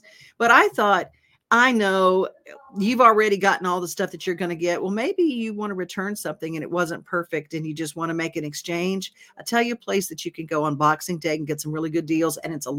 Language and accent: English; United States; because I'm from America